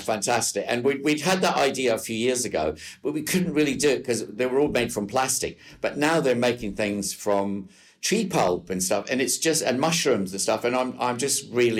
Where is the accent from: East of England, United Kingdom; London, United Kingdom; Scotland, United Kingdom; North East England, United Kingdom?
Scotland, United Kingdom; New Cumnock; I'm from a little coal mining village called Newcomnock, which is about 50 miles south of Glasgow.